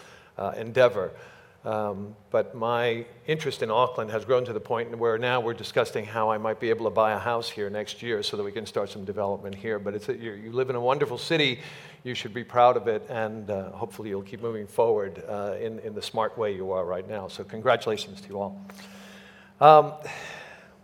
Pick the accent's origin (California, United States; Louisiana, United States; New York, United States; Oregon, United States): New York, United States; now in Los Angeles, United States; I was born in Manhattan, in New York, and was moved immediately out to the suburbs